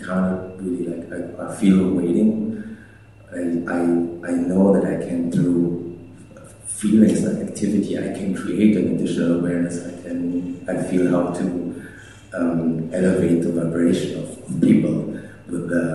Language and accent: English; Germany; now in United States; I'm from Germany, I can't even vote